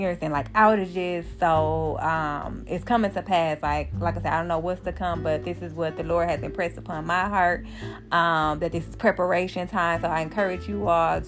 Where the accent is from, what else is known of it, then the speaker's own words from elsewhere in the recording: Milwaukee, Wisconsin, United States; my hometown, Milwaukee, Wisconsin